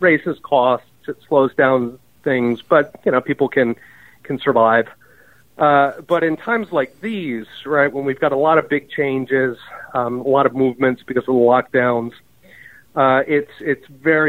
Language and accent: English; Germany; also born or lived in Japan / Taiwan; I grew up partly in West Germany and in Japan. That was way back when it had a West on the front.